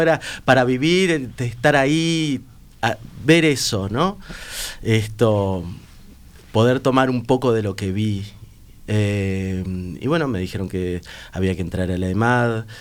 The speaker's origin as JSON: {"language": "Spanish", "area": "barrio La Teja", "region": "Montevideo", "country": "Uruguay", "tie": "born or raised there", "said": "salía del liceo, del liceo Bausá, que está enfrente, iba ahí y en vez de estar en la calle, en el barrio La Teja, donde vivo yo"}